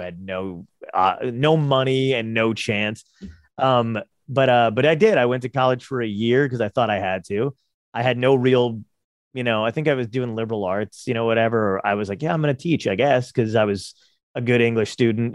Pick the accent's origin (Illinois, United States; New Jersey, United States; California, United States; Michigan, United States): New Jersey, United States; Toms River; also born or lived in Brooklyn, New York; I'm from Tom's River